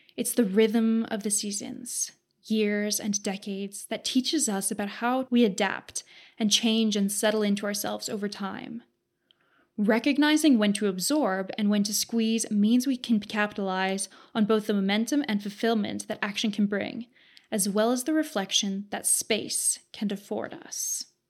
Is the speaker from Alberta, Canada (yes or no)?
yes; Southern Alberta, Canada; I'm from Southern Alberta, Canada